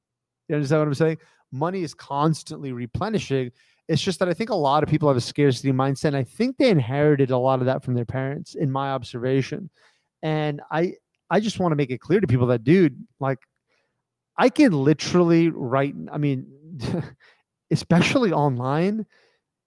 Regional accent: United States; I grew up in America

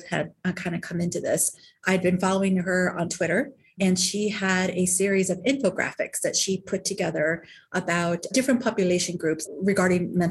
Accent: Des Moines, Iowa, United States; moved away as an adult; also born or lived in Nicaragua / North Carolina; I'm originally from Des Moines, Iowa. Both my parents are Mexican. I'm Mexican-American

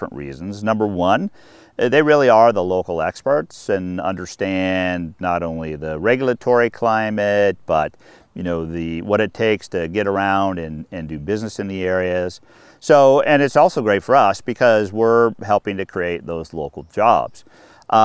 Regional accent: Anchorage, Alaska, United States; moved away as an adult; also born or lived in Washington / North Dakota; I grew up in Anchorage

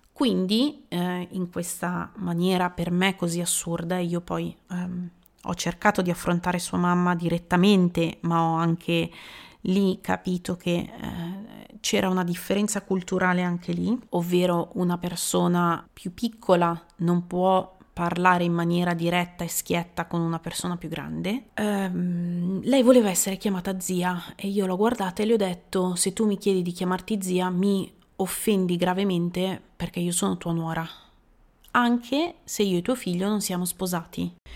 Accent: Italy; moved away as an adult; also born or lived in England; delle persone del mio paese

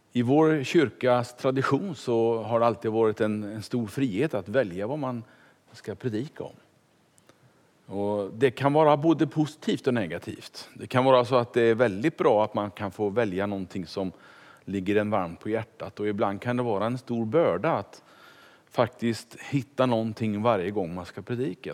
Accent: Kungälv, Västra Götaland, Sweden; moved away as an adult; also born or lived in Stockholm / Finspång / Tranås / Ekerö; now in Vallentuna, Sweden; Det blev hem till Kungälv, där jag är uppfödd

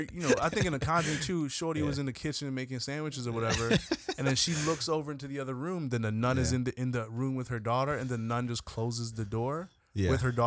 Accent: London, United Kingdom; And I'm from London town, right?

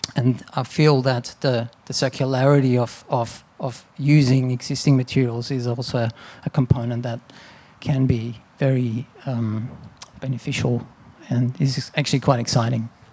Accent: Austria; now in Australia; growing up in Austria around castles and buildings that were sort of built for centuries and to last and coming to Australia

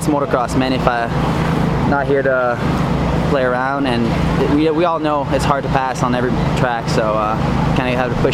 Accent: Quebec, Canada; born or raised there

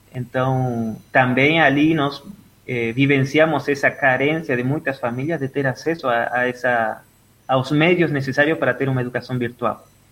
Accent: Entre Ríos, Argentina; Portuguese is a second language; moved away as an adult; also born or lived in Buenos Aires, Argentina; now in Brazil; eu nasci na Argentina, na, na, no estado de Entre Rios, aí bem na divisa com, com Uruguai, eh, é, bem no interior. Eh, até ontem estava lembrando com os colegas que encontrei nas redes sociais sobre a, a vida do interior, estudar da escola, ir no, no campo

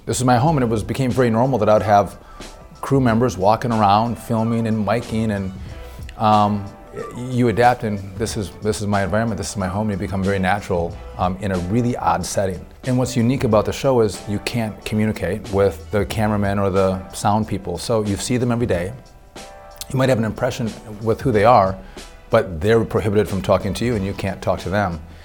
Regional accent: northern Wisconsin, United States; I grew up uh, my whole life in a small town with five brothers, five sisters

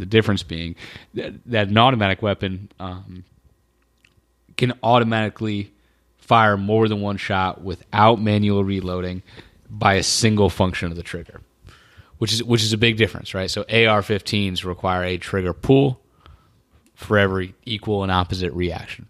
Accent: Indiana, United States; also born or lived in North Carolina; I was born in North Carolina, North Carolina grew up in Indiana

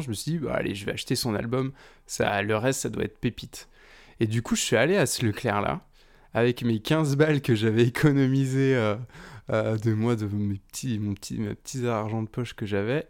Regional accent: Nantes, Pays de la Loire, France; moi, je viens de Nantes, donc près de, près de Nantes

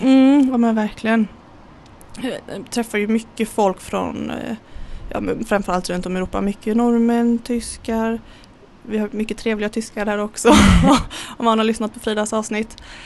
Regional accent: Kullavik, Västra Götaland, Sweden; also born or lived in Gothenburg; Uppvuxen eh, vad är det, två mil utanför Göteborg i ett litet, eh, litet eh, samhälle som heter Kullavik.

